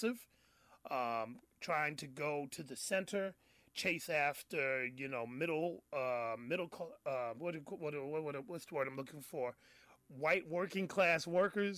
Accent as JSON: {"language": "English", "town": "New York City", "region": "New York", "country": "United States", "tie": "born or raised there", "said": "the Puerto Rican sister out of my hometown, the Bronx"}